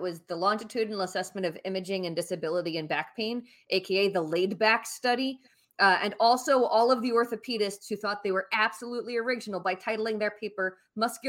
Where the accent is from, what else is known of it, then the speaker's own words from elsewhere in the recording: New Jersey, United States; now in Washington, D.C., United States; Estoy de Nueva Jersey.